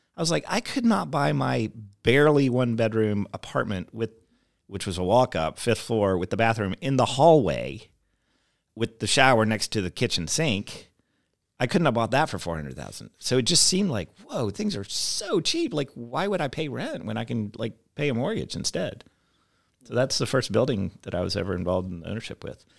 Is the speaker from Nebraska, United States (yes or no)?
no; Davidson, North Carolina, United States; moved away as an adult; also born or lived in Chapel Hill, North Carolina / Taiwan / New York City / Los Angeles; now in Louisville, United States; So I grew up in Davidson, North Carolina, which is a small town.